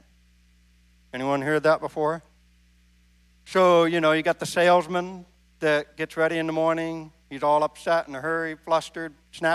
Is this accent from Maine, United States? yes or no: yes; Maine, United States; now in Midwest, United States; I grew up in Maine.